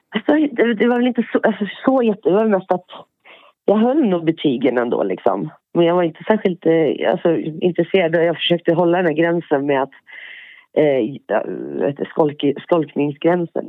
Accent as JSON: {"language": "Swedish", "town": "Björklinge", "region": "Uppsala County", "country": "Sweden", "tie": "born or raised there", "moved": "as an adult", "lives_now": "Poland", "said": "Jag är född eh, norr om Uppsala, i Björklinge. Mm. Och sen ännu lite längre in, en liten by, Spångaringen"}